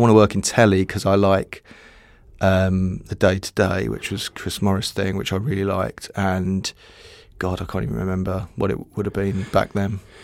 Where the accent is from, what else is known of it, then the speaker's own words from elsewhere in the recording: Dartford, South East England, United Kingdom; Dartford in Kent